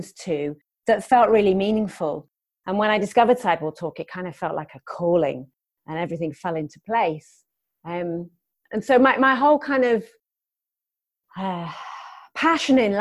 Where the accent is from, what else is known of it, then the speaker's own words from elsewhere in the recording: London, United Kingdom; also born or lived in Newcastle; now in Durham, United Kingdom; I grew up in London, so I've lived in several different cities in the UK.